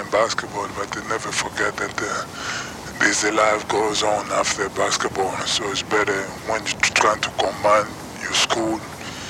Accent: Kinshasa, DR Congo; moved away; I grew up in Kinshasa, Zaire, which is the city of almost 10 million people.

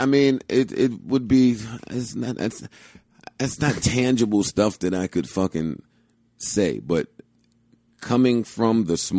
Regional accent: United States; also born or lived in New Jersey; I am from New York.

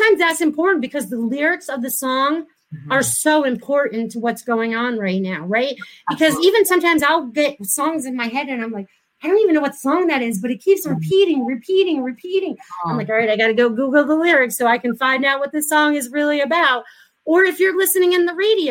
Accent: New England, United States; moved away as an adult; now in Florida, United States; I was from New England. I'd never really visited Florida, but I came here in 1994.

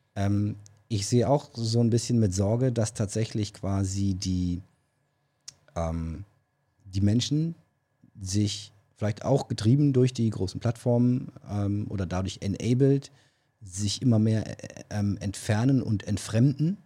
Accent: Berlin, Germany; accent: Berlin; moved away; Ich darf den Berliner Akzent machen, weil ich komme aus Berlin. Ähm, ursprünglich

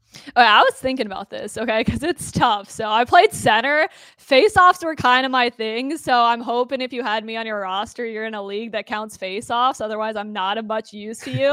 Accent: Toronto, Ontario, Canada; now in United States; I'm also from Toronto

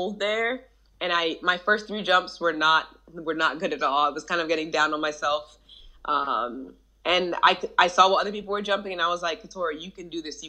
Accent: New Jersey, United States; I was raised in New Jersey.

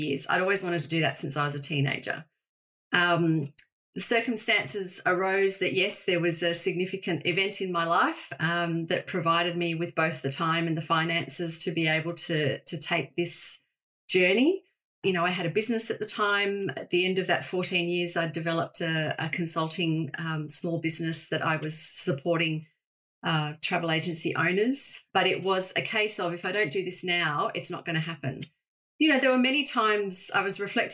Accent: Australia; Growing up in Australia, you know, we are blessed with a beautiful country, and I grew up with Keep Australia Beautiful

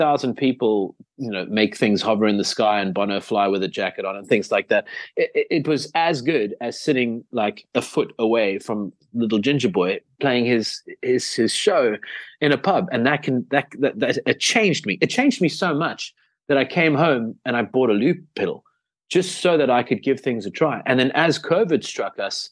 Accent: South Africa; South Africa

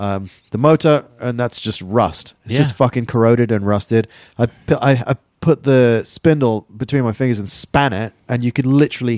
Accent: England, United Kingdom; moved away; I'm English and repressed.

